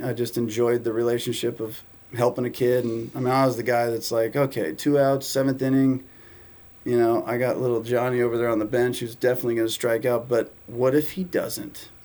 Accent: San Diego, California, United States; I grew up in San Diego

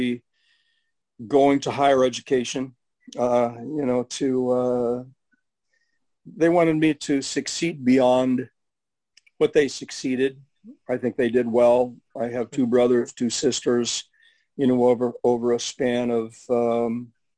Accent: West Coast, United States; I grew up on the West Coast

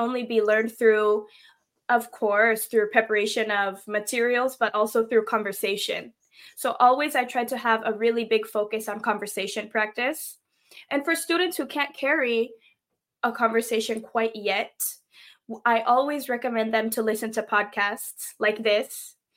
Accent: Seattle, Washington, United States; first language English; I am from Seattle, Washington, born and raised in Seattle. And yes, English is my first language

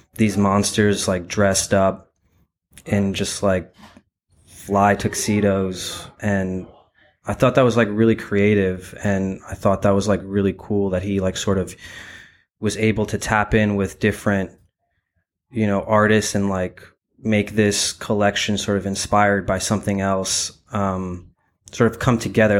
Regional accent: New York, United States; also born or lived in Ukraine; I was born in Ukraine, and I grew up in Bryan Beach, Brooklyn, New York. Uh, I moved to New York when I was two years old

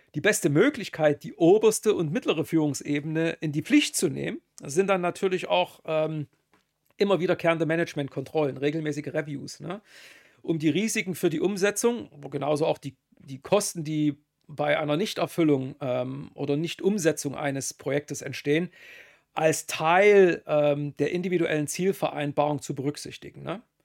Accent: Germany; Bin ja Deutscher

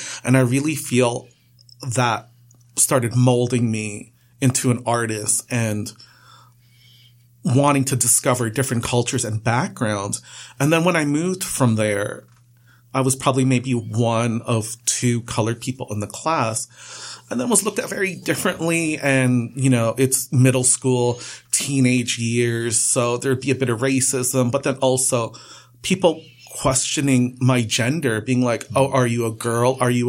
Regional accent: Trinidad & Tobago; now in Canada; I'm not from Pakistan. I'm from Trinidad. And you know, it's just prejudging as well. You know, Trinidad is such a mix of cultures and ethnic backgrounds all meshed together.

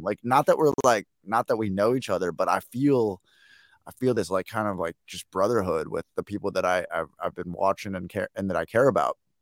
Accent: Chicago, Illinois, United States; I'm from Chicago

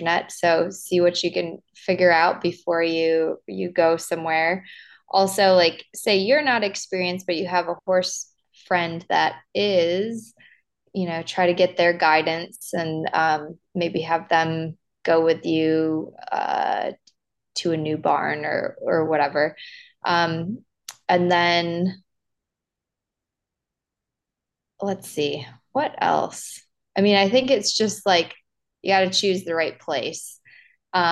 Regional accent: Wisconsin, United States; moved away as an adult; also born or lived in Lexington, Kentucky; when I was growing up in Wisconsin and I started teaching lessons, when I was in high school and then through college

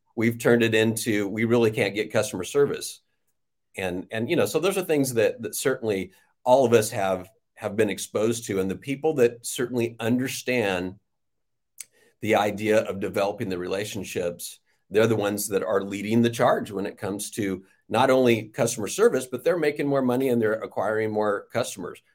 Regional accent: Riverside, California, United States; I was born in Riverside, California, and didn't wander far from, uh, Riverside.

